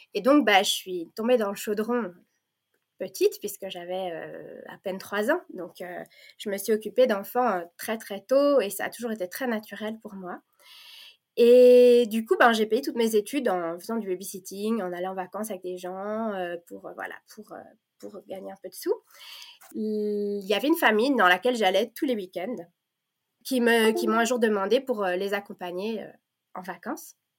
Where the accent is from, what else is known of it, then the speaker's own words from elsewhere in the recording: Belgium; first language French; also born or lived in Provence, France; now in Flanders, Belgium; moi j'ai grandi en Belgique, mais je suis née euh, en Provence